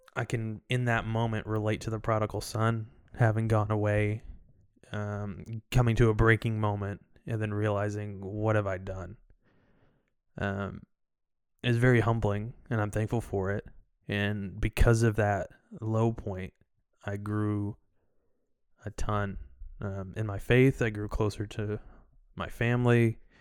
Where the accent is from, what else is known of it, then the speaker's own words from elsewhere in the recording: Chattanooga, Tennessee, United States; I'm from Chattanooga, Tennessee, and I've grown up in a Christian home my whole life